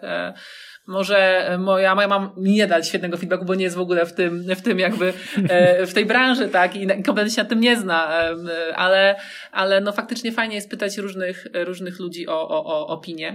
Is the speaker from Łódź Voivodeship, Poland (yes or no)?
yes; Łódź, Łódź Voivodeship, Poland; ja jestem z Łodzi